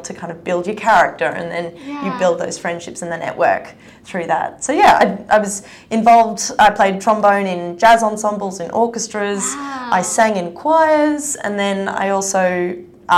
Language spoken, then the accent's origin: English; Brisbane, Queensland, Australia; we grew up in St. Lucia